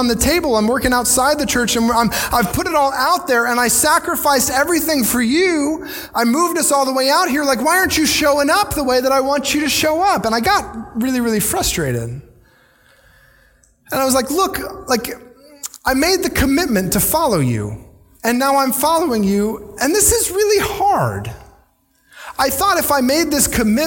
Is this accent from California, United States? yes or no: no; Virginia, United States; moved away as an adult; also born or lived in northern Indiana; now in Ocala, United States; Jesse and I grew up in Virginia on the coast